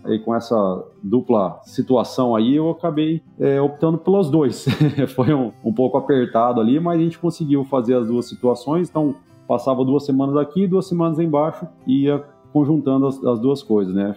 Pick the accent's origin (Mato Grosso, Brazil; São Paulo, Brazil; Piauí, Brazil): Mato Grosso, Brazil; Primavera do Leste; also born or lived in Santo Ângelo, Rio Grande do Sul, Brazil; Sou nascido em Santo Ângelo, mas muito cedo já, com 3, 4 anos de idade, minha família veio para o Mato Grosso